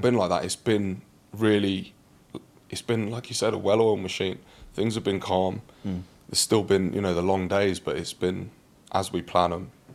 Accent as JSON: {"language": "English", "region": "London", "country": "United Kingdom", "tie": "born or raised there", "also_born_or_lived": "Reading", "said": "growing up in London, I remember when I was really young. So we lived out near Reading"}